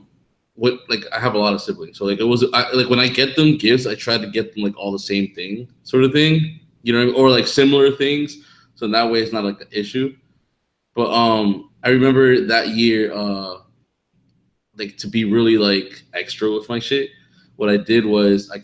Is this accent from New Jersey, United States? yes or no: yes; New Jersey, United States; also born or lived in Tampa, Florida; now in Miami, United States; Me growing up in New Jersey